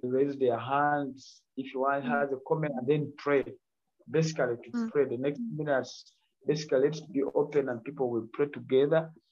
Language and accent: English; Kampala, Central Region, Uganda; from Uganda, Kampala, Uganda